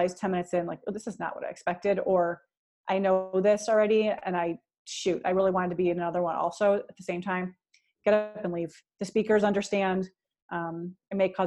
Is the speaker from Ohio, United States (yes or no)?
yes; Cleveland, Ohio, United States; in Cleveland, Ohio, my hometown